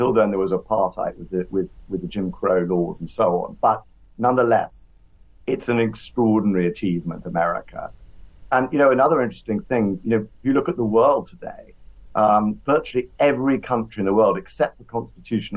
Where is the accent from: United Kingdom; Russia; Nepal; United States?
United Kingdom; England; I can say that as an Englishman